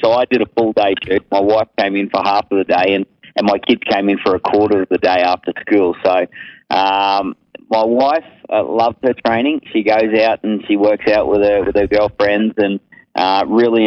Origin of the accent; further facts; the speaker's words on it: North Queensland, Australia; I grew up in North Queensland and I was always outdoors exercising